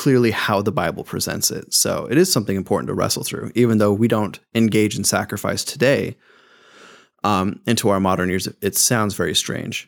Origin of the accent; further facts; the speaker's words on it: United States; as an American